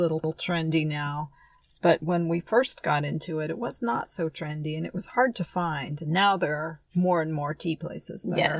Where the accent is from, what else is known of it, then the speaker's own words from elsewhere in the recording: San Francisco, California, United States; also born or lived in Oakland; I am from San Francisco